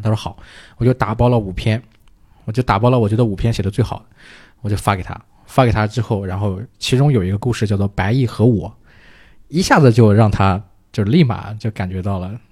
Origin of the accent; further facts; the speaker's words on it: Hefei, Anhui, China; 我是合肥人啊